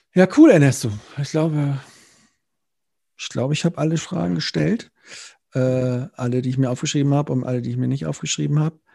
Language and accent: German; Neumünster, Schleswig-Holstein, Germany; Stadtwerke Neumünster, meine Heimatstadt